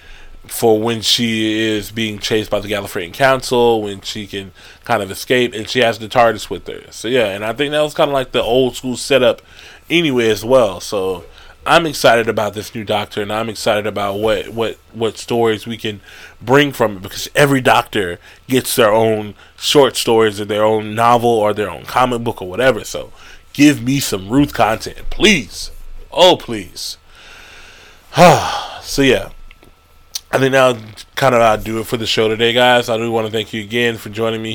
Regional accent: United States; I'm African American

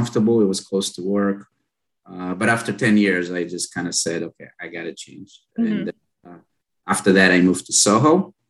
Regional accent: Israel; moved away as an adult; also born or lived in North Carolina; now in New York City, United States; I consider myself a New Yorker. I've lived here for 15 years, but I was actually born and raised in Israel. I moved to the U.S. When I was in my early 20s for college. I went to North Carolina, and then I got a job offer in New York.

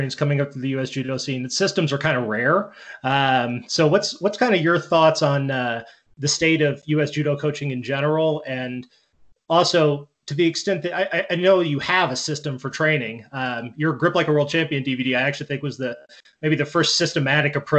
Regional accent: Indiana, United States; I'm from the Midwest. I'm from Indiana

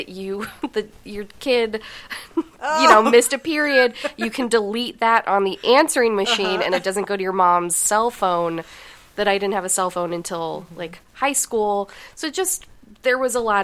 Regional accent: Denver, Colorado, United States; I grew up in Denver

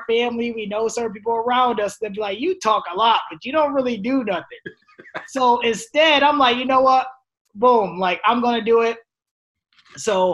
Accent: New York, United States; moved away; my home state, which is New York

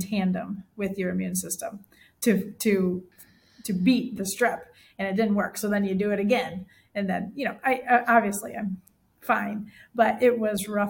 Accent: Michigan, United States; now in Central Illinois, United States; I grew up in Michigan, so Lake Michigan is gorgeous

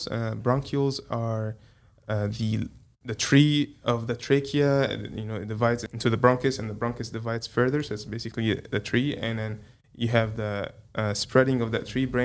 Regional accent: Dyersburg, Tennessee, United States; I'm from Dyersburg

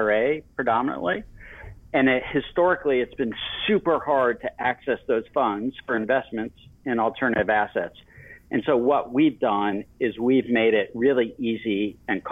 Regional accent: Miami, Florida, United States; growing up in Miami, Florida, in the 80s

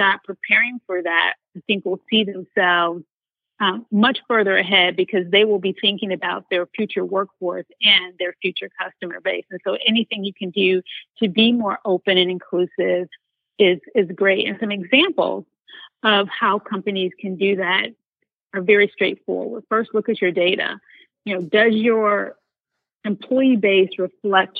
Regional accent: United States; as an American and as a Black woman

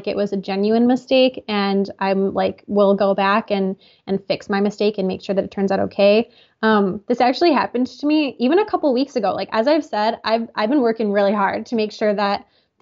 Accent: United States; I'm from the United States

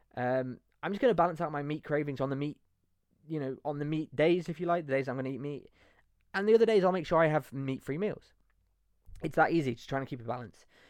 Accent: Leicester, East Midlands, United Kingdom; moved away as an adult; also born or lived in Nottingham; now in Spain; I'm from Nottingham, but well, I grew up in Leicester actually

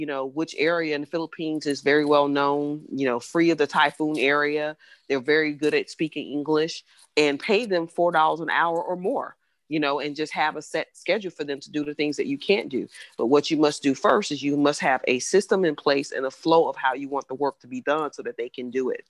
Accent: Atlanta, Georgia, United States; moved away; when I used to live in Atlanta, I'm from Atlanta originally

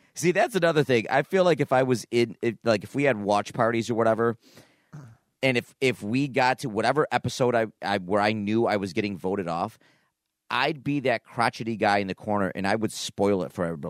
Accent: Niagara Falls, New York, United States; I grew up in Niagara Falls.

